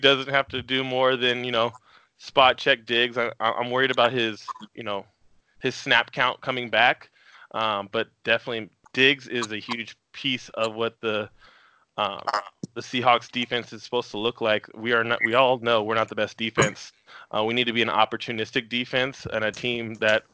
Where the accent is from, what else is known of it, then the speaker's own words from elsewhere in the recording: Puyallup, Washington, United States; I'm from Puyallup